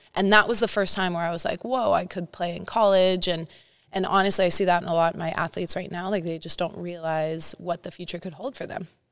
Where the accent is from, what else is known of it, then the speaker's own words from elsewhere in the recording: Santa Cruz, California, United States; moved away as an adult; also born or lived in Nebraska; now in Los Angeles, United States; Northern California. Represent Santa Cruz area.